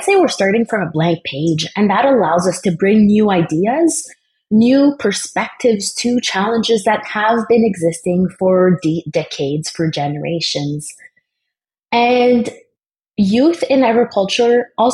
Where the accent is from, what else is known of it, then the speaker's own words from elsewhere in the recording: Eastern Ontario, Canada; growing up in the Francophone community in Eastern Ontario